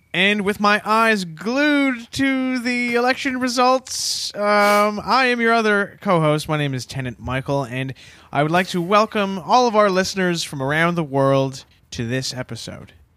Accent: Canada; as a Canadian

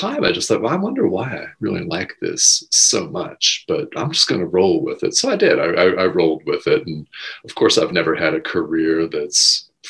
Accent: Albuquerque, New Mexico, United States; I grew up in Albuquerque, New Mexico

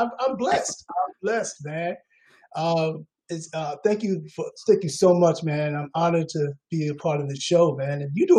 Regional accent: New York City, New York, United States; I'm from New York. I'm from Queens, New York, St. Albans, Queens, or Hollis, as everyone would know it by.

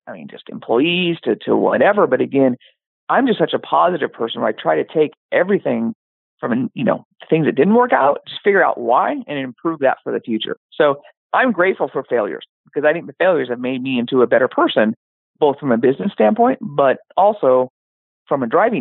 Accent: Yakima, Washington, United States; moved away as an adult; also born or lived in Tacoma, Washington / California; now in Portland, United States; I was born and raised in Yakima, Washington

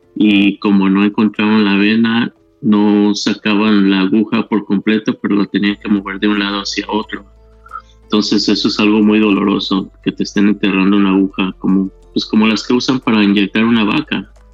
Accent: Mexico; now in Mesa, United States; yo soy de México y vivo en la ciudad de Mesa, Arizona.

